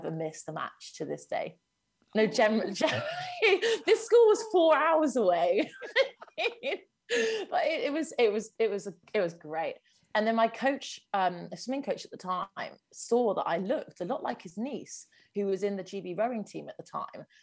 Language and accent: English; Stroud, South West England, United Kingdom; in my family home where I grew up in Stroud